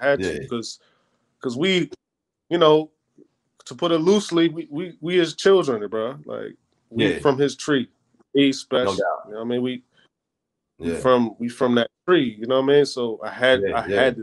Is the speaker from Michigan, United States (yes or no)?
no; Jersey City, New Jersey, United States; also born or lived in Brooklyn, New York; I kind of migrated to Jersey. So I'm from Jersey City